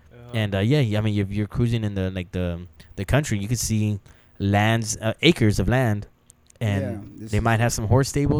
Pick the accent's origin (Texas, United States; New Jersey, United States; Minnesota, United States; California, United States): Texas, United States; now in New Orleans, United States; I'm from Texas